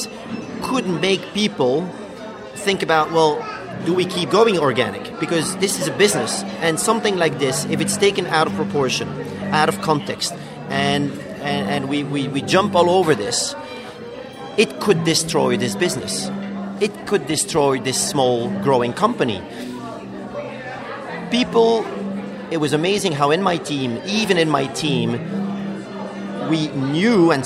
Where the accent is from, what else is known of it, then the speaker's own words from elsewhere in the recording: Belgium; moved away as an adult; now in New York, United States; I'm from Belgium. I'm 46. I have three kids, fantastic wife, living in New York for 20 years.